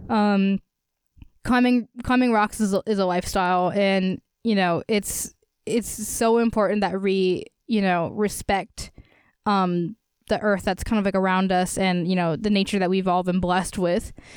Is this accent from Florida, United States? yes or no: no; Easton, Pennsylvania, United States; my hometown of Easton